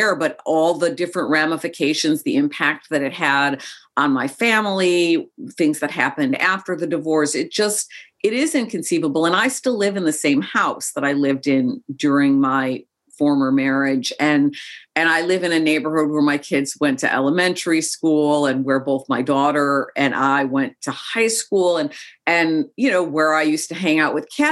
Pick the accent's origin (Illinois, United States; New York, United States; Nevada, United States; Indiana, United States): Illinois, United States; Chicago; also born or lived in Joshua Tree, California; I grew up in Chicago. I've lived away from Chicago for about a decade of my life at various different times, but I grew up in Chicago as well